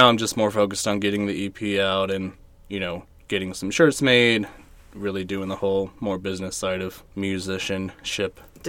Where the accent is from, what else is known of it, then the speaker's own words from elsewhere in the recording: Riverside, California, United States; now in Apple Valley, United States; I'm originally from Riverside.